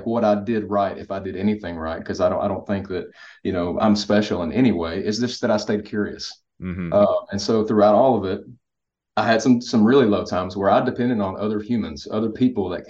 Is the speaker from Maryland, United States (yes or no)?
no; Kentucky, United States; I'm from Kentucky.